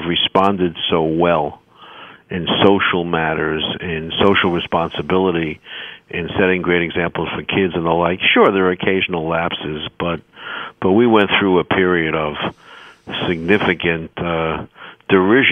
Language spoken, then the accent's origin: English; New York, United States; I'm a New Yorker, those of your listeners can tell from my voice